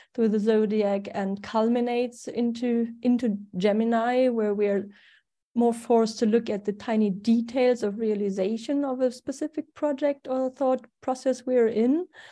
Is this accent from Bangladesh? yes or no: no; Germany; accent: German; English is a second language; also born or lived in Sweden; now in Spain; I was born in Germany, so that's the funny accent I cannot get rid